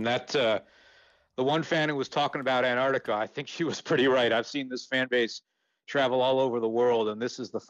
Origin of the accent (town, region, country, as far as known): Eastern United States, United States